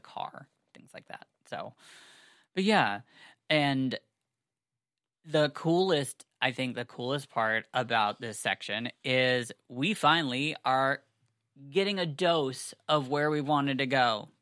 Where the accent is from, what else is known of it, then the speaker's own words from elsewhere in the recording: United States; I am a American Jew